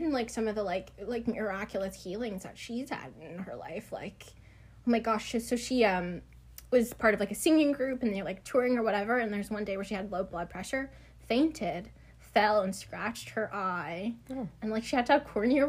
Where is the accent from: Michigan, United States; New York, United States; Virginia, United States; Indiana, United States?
Virginia, United States